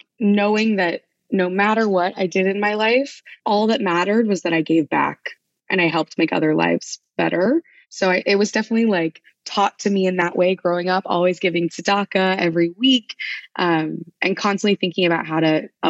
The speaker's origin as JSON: {"language": "English", "town": "Wichita", "region": "Kansas", "country": "United States", "tie": "born or raised there", "moved": "yes", "lives_now": "New York City, United States", "said": "Spent my whole life growing up in Wichita, but currently located in New York City."}